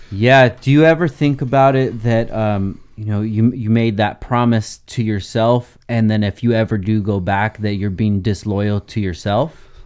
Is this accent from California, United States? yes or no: yes; Oxnard, California, United States; born and raised in Oxnard